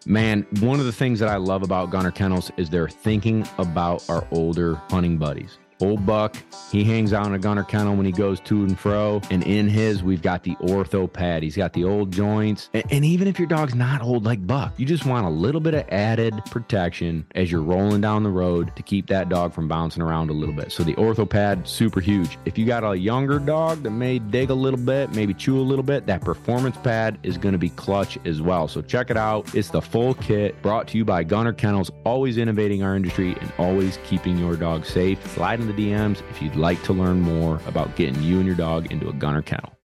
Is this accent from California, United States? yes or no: no; central New York, United States; we're from central New York